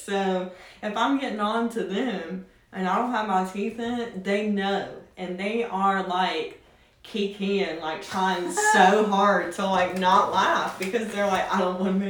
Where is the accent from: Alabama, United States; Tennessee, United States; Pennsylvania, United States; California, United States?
Tennessee, United States; accent: drawl